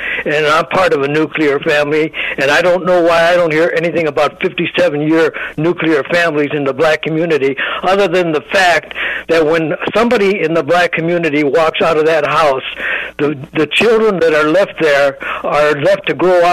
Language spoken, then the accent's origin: English; Gary, Indiana, United States; now in Valparaiso, United States; I grew up in Gary, Indiana.